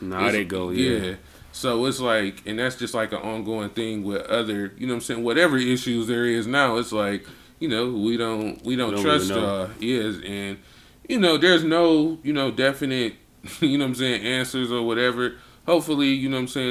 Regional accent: Flint, Michigan, United States; growing up in Flint was the shit

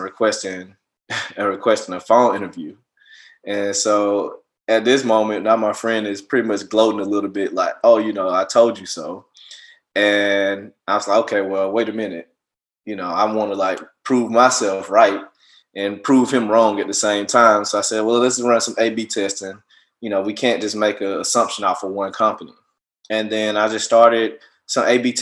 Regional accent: Montgomery, Alabama, United States; moved away as an adult; also born or lived in Miami, Florida; now in Seattle, United States; I'm from Montgomery, Alabama. I was, you know, born and raised there

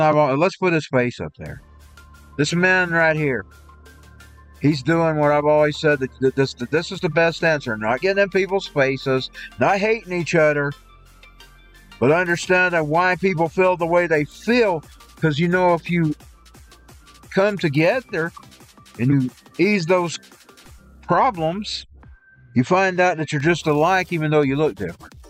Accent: Dawson, Georgia, United States; I grew up in Dawson

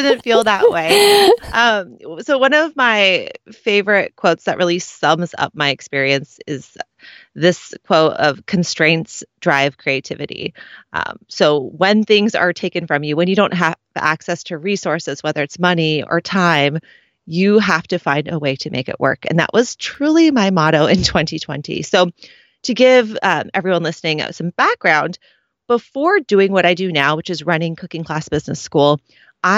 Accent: Seattle, Washington, United States; I grew up in the Seattle area

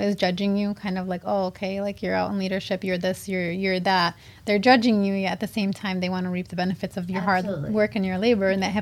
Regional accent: South End, Michigan, United States; I grew up in the South End, which is very similar to Hamtramck back then

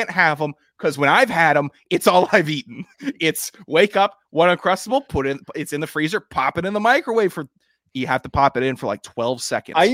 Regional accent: Florida, United States; I'm gonna play football longer than you because I'm from Florida and this is what we were raised on.

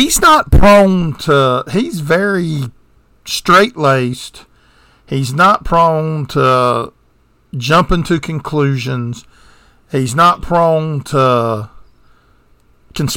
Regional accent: the South, United States; We're from the South.

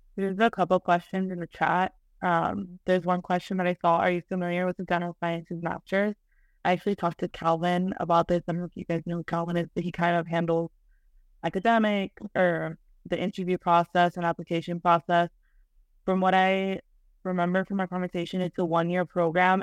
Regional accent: Miami, Florida, United States; I'm from Miami

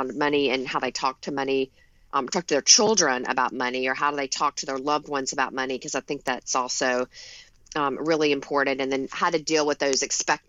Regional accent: the South, United States; now in Long Island, United States; Well, a little bit about me. I grew up in the South. I live in Long Island in New York now, but go back to the South often.

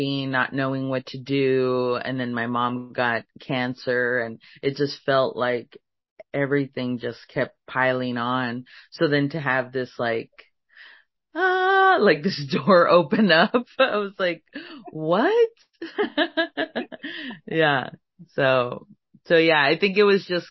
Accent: Laredo, Texas, United States; I'm from Laredo

